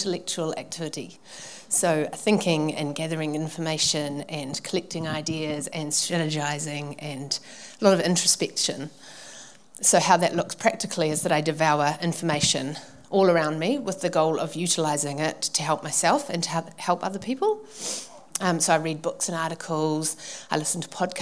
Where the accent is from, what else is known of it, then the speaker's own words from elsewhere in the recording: Manukau, Auckland, New Zealand; I grew up in Manukau with my mum and my dad and my two brothers